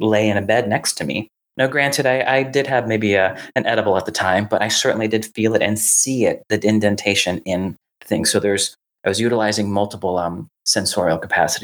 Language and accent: English; Raleigh, North Carolina, United States; where I grew up in Raleigh